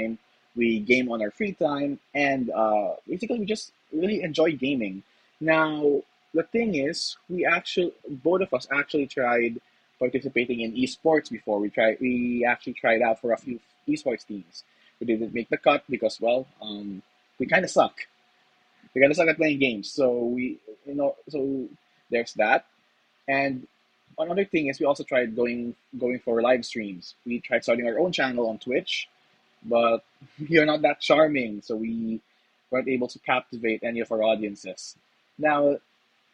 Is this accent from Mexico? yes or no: no; Philippines; as a Filipino myself, it's actually part of our culture